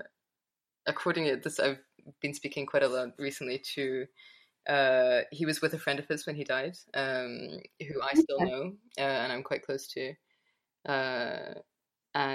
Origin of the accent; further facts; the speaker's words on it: Edinburgh, Scotland, United Kingdom; now in Glasgow, United Kingdom; I grew up in Edinburgh. I live in Glasgow, a mighty distance away